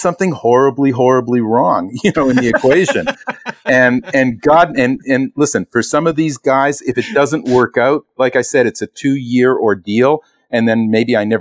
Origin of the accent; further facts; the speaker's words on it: Toronto, Ontario, Canada; moved away as an adult; now in Los Angeles, United States; I'm originally from Toronto, Canada. I moved here in 1991